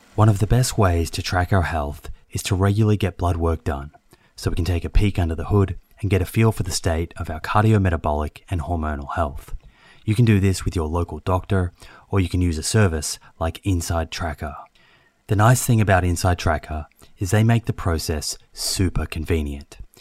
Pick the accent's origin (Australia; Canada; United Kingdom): Australia; Melbourne, Victoria; now in Sydney, Australia; growing up in Melbourne